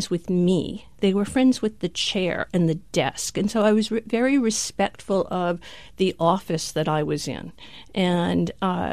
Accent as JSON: {"language": "English", "region": "Rhode Island", "country": "United States", "tie": "born or raised there", "also_born_or_lived": "New York", "moved": "as an adult", "said": "I grew up in Rhode Island. I moved to New York to go to NYU"}